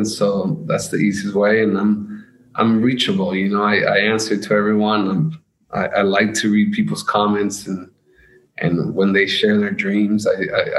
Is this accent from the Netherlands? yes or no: no; United States; also born or lived in Colombia; I'm from America